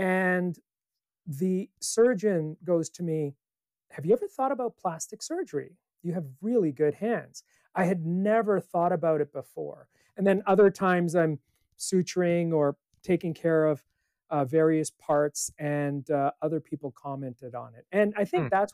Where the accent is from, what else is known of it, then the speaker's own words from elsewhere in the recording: Canada; moved away as an adult; also born or lived in Palo Alto, California; now in Santa Cruz, United States; I grew up in Canada